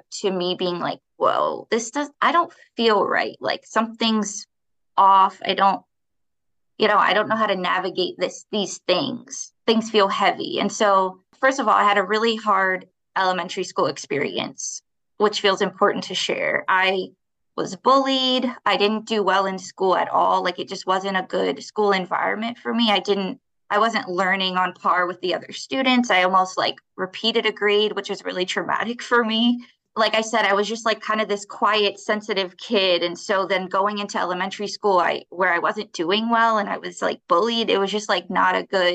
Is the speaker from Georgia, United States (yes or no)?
no; Baltimore, Maryland, United States; I'm born and raised in Baltimore